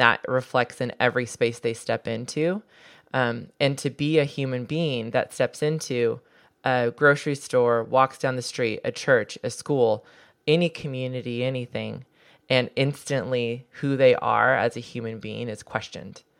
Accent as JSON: {"language": "English", "region": "Southern California", "country": "United States", "tie": "born or raised there", "said": "I grew up in Southern California"}